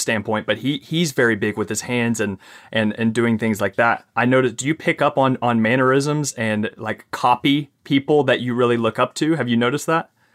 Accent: Kentucky, United States; accent: Southern twang, Kentucky accent; I'm from Kentucky

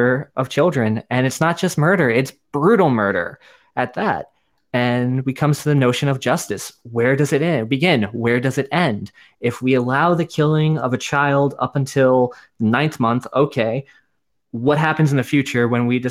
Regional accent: New York, United States; I'm from New York

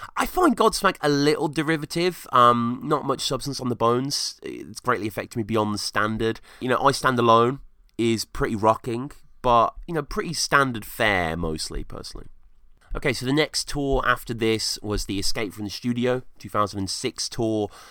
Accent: England, United Kingdom; growing up in England

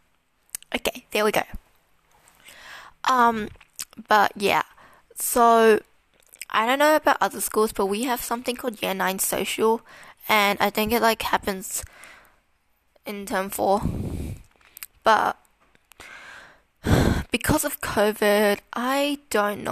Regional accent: Melbourne, Victoria, Australia; I was born in Melbourne, Australia. I've lived in Melbourne for my whole life

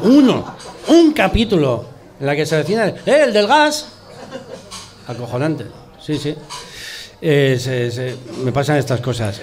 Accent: Basque Country, Spain; accent: Basque; los actores vascos vamos allí y te dicen, macho, tienes un acento vasco

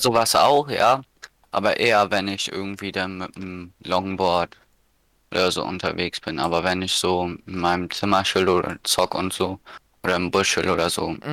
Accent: Schleswig-Holstein, Germany; hier bei uns in Schleswig-Holstein

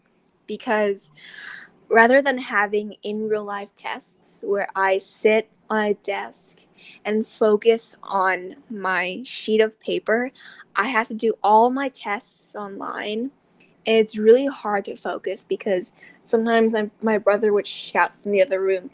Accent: Thailand; I am from Thailand

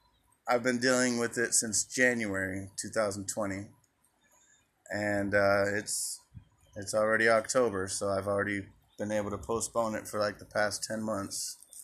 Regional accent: Phoenix, Arizona, United States; now in Glendale, United States

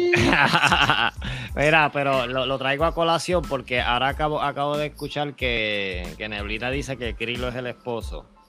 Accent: Puerto Rico; moved away as an adult; now in United States; Somos de Puerto Rico y ahora mismo estamos en los Estados Unidos

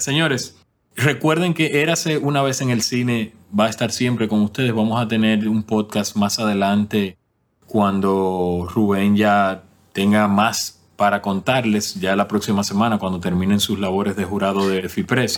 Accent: Dominican Republic; now in Canada; Dominicana es el país que me pertenece

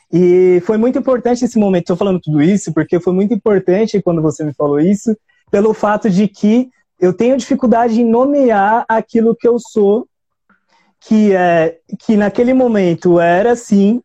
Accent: São Paulo, Brazil; Eu sou da Zona Sul, aliás, sou do Jardim São Luís

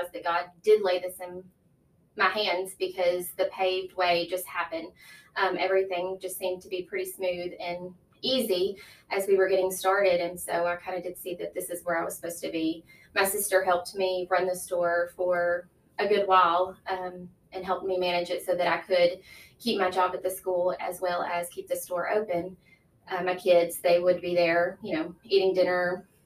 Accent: Brighton, Tennessee, United States; I grew up in Brighton. I have four siblings. I went to Brighton kindergarten through high school

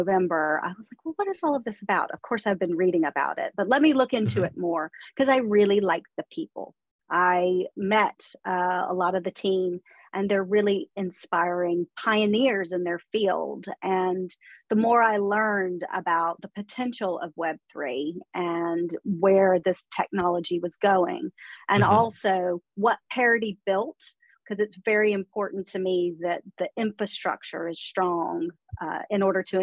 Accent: Charleston, South Carolina, United States; moved away as an adult; now in London, United Kingdom; I'm originally from Charleston, South Carolina.

